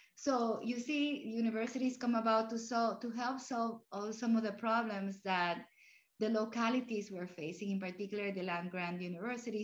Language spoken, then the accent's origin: English; Puerto Rico; first language Spanish; English is a second language; also born or lived in Cuba / Florida; now in Arlington, United States; I grew up in Puerto Rico where Spanish was my first language.